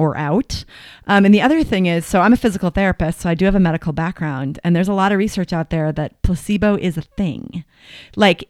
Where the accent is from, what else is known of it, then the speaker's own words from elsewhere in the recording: Marblehead, Massachusetts, United States; moved away as an adult; also born or lived in Connecticut / Boston, Massachusetts; now in Boulder, United States; I grew up in Marblehead, Massachusetts